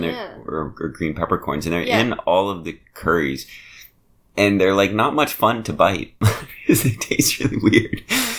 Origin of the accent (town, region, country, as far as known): United States; accent: American